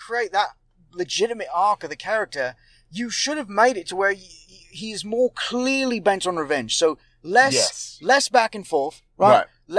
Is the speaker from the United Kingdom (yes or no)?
yes; United Kingdom; Actually, I'm from Britain. But I'm playing American for parts of this film.